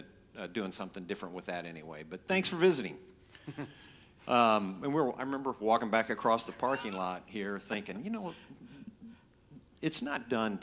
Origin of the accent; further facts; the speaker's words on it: Indianapolis, Indiana, United States; moved away as an adult; now in Hilton Head Island, United States; we're from Indianapolis, Indiana originally